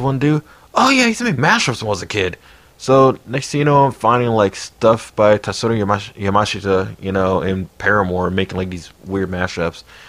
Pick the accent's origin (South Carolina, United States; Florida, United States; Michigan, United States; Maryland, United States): Maryland, United States; Silver Spring; I was born in Silver Spring too.